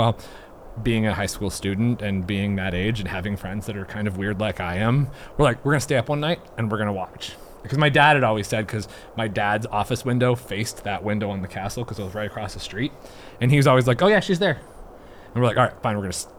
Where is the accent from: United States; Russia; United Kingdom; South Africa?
United States; White Sulphur Springs, Montana; where I grew up in White Sulphur, White Sulphur Springs, Montana. It's this small little town, eastern middle sort of part of Montana.